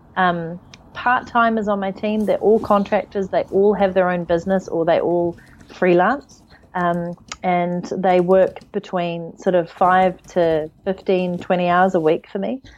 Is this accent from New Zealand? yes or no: yes; New Zealand; moved away; also born or lived in United Kingdom; I'm from New Zealand, but right now I live out of my suitcase.